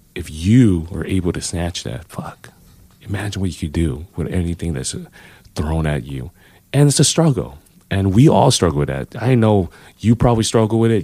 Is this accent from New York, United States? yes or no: no; Los Angeles, California, United States; moved away as an adult; now in San Francisco, United States; I know I'm from L